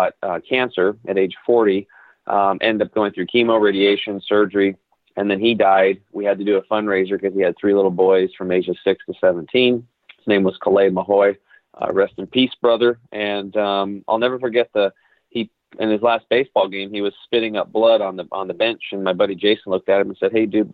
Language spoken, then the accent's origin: English; La Grande, Oregon, United States; I grew up over in Eastern Oregon in a town called LeGrand